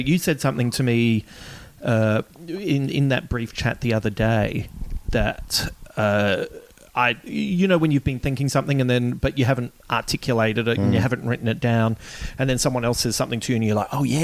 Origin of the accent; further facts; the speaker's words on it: Adelaide, South Australia, Australia; I loved where I grew up in Adelaide in West Croydon